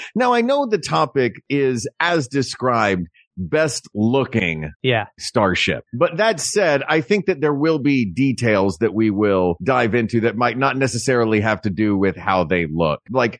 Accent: the South, United States; As a Southerner, honor. I say umbrella.

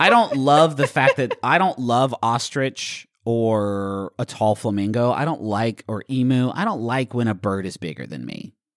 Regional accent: West Virginia, United States; everyone I grew up with in West Virginia

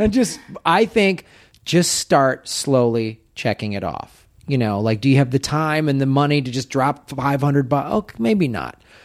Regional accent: Midwest, United States; moved away as an adult; also born or lived in Madison, Wisconsin / Evanston, Illinois / Tucson, Arizona; Growing up in the Midwest

